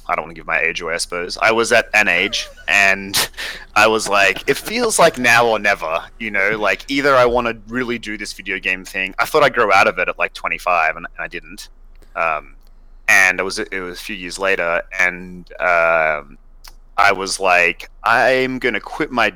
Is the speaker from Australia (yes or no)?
yes; Sydney, New South Wales, Australia; moved away; So I'm from Australia originally. I grew up in Sydney.